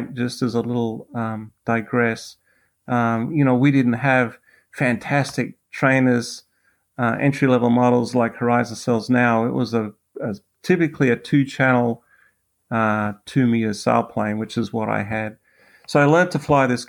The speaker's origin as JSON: {"language": "English", "country": "Australia", "accent": "Australian", "moved": "yes", "lives_now": "United States", "said": "I am originally from Australia. I'm currently a U.S. citizen."}